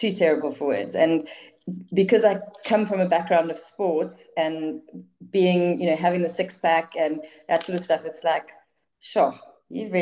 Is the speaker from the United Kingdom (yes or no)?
no; Durban, KwaZulu-Natal, South Africa; I'm from South Africa, from a place in South Africa called Durban